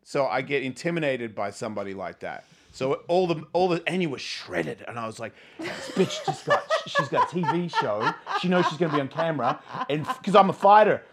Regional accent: Australia; I'm from Australia

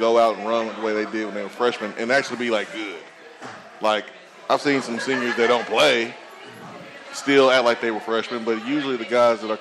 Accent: Huntsville, Alabama, United States; moved away as an adult; now in Knoxville, United States; I'm from Huntsville

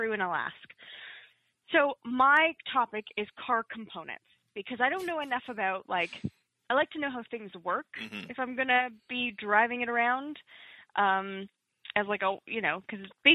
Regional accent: Toronto, Ontario, Canada; moved away as an adult; now in Hamilton, Canada; I'm from Toronto

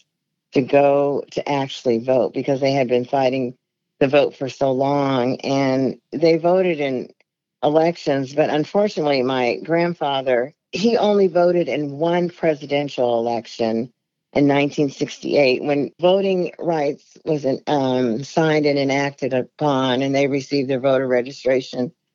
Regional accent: Everett, Washington, United States; I grew up in Everett, Washington

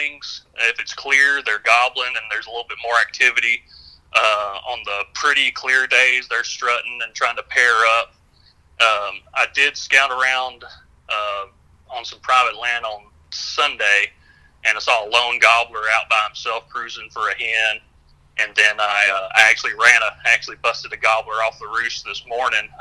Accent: Hickman County, Middle Tennessee, United States; I grew up in Middle Tennessee as well, down in Hickman County

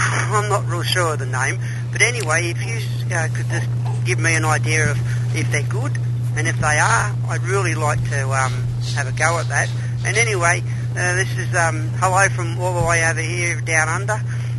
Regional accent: Sydney, New South Wales, Australia; I'm from Sydney, Australia.

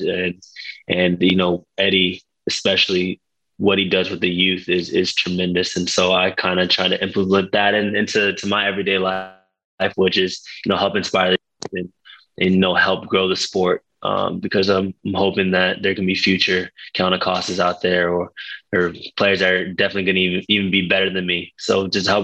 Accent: Dallas, Texas, United States; now in Los Angeles, United States; I grew up in Dallas area

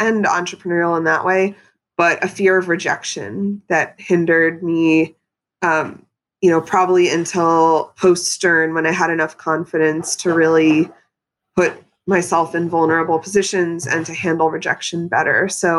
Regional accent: Pennsylvania, United States; moved away; growing up in Pennsylvania, I mean, I think I had sushi twice before I moved to New York City. I was in a rural suburban area.

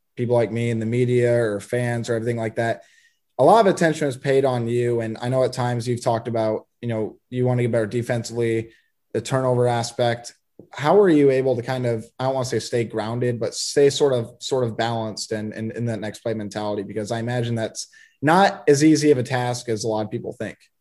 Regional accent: Sioux City, Iowa, United States; also born or lived in Nebraska; I was born in Sioux City

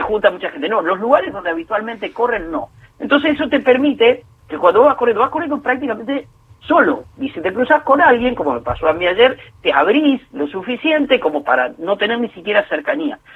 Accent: Puan, Buenos Aires Province, Argentina; now in Greater Buenos Aires, Argentina; yo soy bonaerense de nacimiento y bonaerense de residencia. Ahora bien, vivo en dos lugares demasiado diferentes, nací y vivo en dos lugares demasiado diferentes de la provincia de Buenos Aires

